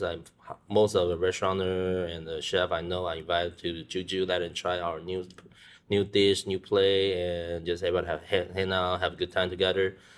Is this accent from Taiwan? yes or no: yes; Taiwan; moved away; I grew up in Taiwan